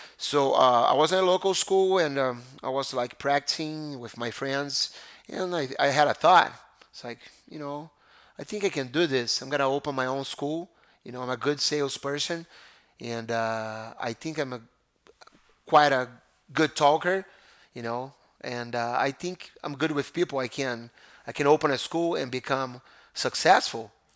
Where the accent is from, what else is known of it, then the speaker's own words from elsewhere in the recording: Brazil; moved away as an adult; now in United States; growing up in Brazil was amazing